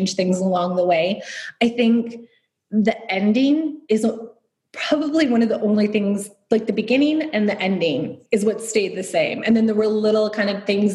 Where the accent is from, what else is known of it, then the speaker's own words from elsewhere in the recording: Detroit, Michigan, United States; moved away as an adult; also born or lived in Long Island, New York / North Carolina / Chicago / Dublin; I grew up mainly in Metro Detroit. I lived in Long Island, North Carolina for a bit as well